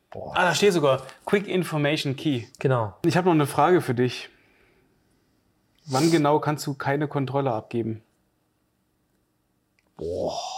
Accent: Northern Germany, Germany; Das sagt man bei uns im Norden

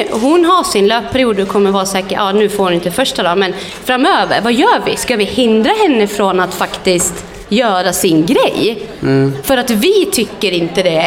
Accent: Flöda, Sweden; born there; Apropå Pågen, jag är född i Flöda.

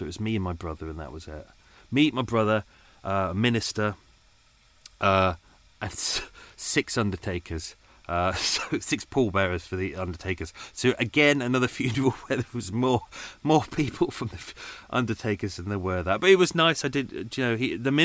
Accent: United Kingdom; I'm British

